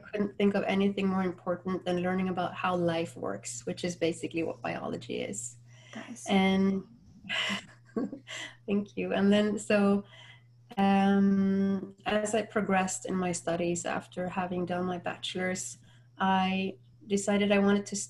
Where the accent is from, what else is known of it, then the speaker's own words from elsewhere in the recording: Norway; now in Florida, United States; I'm from Norway and currently living in Florida